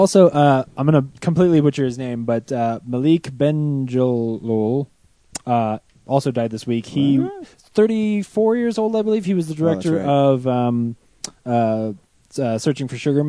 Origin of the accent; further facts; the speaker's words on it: United States; I'm American, so I pronounce things wrong.